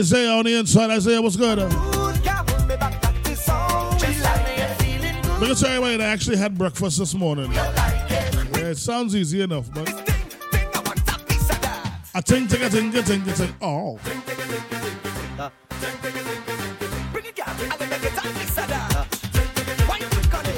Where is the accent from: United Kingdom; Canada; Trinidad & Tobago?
Trinidad & Tobago; So I am a Trinidadian